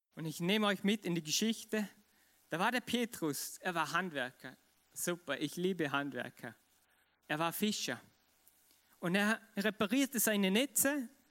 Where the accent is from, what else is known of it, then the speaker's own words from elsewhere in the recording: Vorarlberg, Austria; ich bin Vorarlberger und ich liebe es, Vorarlberg zu, zu sein